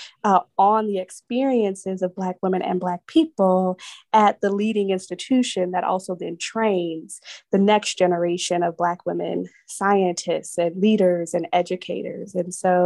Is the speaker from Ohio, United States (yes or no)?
no; San Jose, California, United States; moved away as an adult; now in Atlanta, United States; I grew up in the South Bay of California, so San Jose